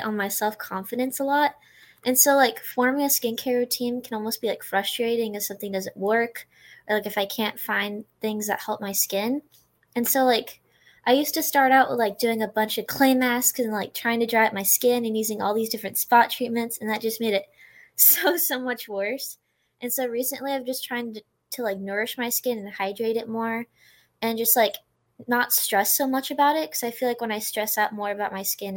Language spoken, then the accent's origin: English; Sherwood, Oregon, United States; I'm from Sherwood, Oregon, and I'm a senior.